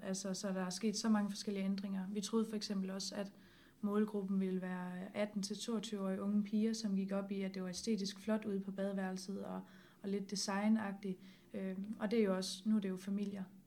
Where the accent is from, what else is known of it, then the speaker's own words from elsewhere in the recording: Herning, Central Denmark Region, Denmark; jeg kommer fra Herning, og der snakker alle med alle